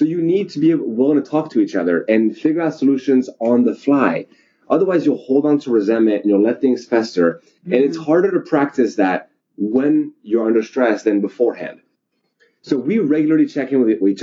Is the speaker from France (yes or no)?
yes; France; now in United States; I'm from France originally